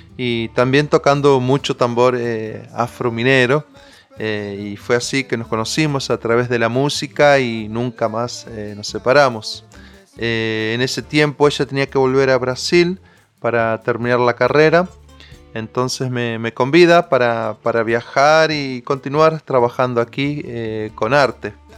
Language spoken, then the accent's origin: Spanish; María Teresa, Santa Fe, Argentina; allá en, mi pueblo María Teresa, al sur de la provincia de Santa Fe